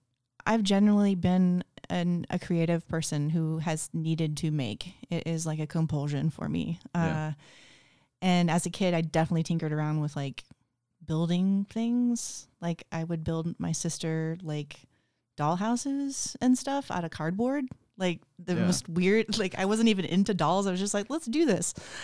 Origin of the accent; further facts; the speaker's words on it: Kansas, United States; also born or lived in Florida / Portland, Oregon / New York; now in Spokane, United States; I'm from all over. I grew up a lot in Kansas, but also in Florida. I've lived in like 9 different places, states.